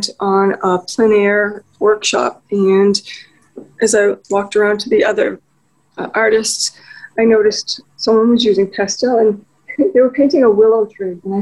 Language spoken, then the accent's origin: English; United States; accent: American; my American accent